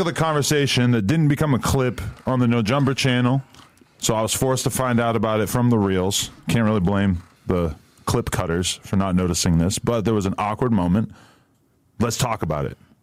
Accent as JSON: {"language": "English", "region": "New Hampshire", "country": "United States", "said": "I'm too from New Hampshire"}